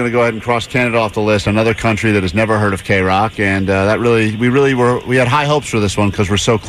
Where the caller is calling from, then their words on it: United States; We're calling from America.